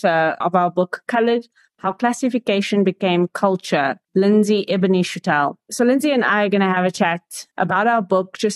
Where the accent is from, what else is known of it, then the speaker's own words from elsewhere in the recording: Johannesburg, Gauteng, South Africa; I was born and raised in Eldorado Park and proudly so